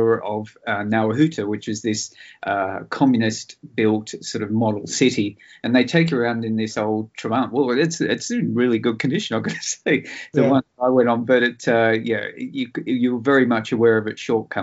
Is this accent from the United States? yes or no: no; Sydney, New South Wales, Australia; I sort of grew up in Sydney watching all these really cool old black and white movies